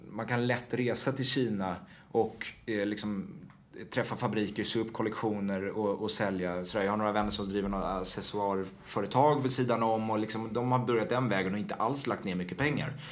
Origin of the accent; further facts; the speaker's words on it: Washington, District of Columbia, United States; born there; jag är född i Washington och eh, genom att de jobbade där.